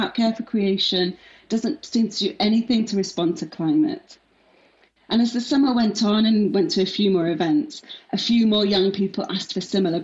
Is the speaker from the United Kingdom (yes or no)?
yes; Manchester, North West England, United Kingdom; moved away as an adult; also born or lived in Leeds / London; now in Cardiff, United Kingdom; I grew up in Manchester, went to university in Leeds, worked in London for a bit, and now I live in my favourite city of Cardiff.